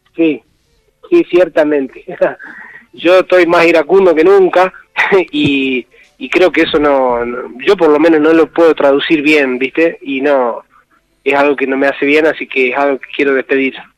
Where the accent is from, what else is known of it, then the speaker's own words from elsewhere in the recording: Tilcara, Jujuy, Argentina; yo soy de acá de Tilcara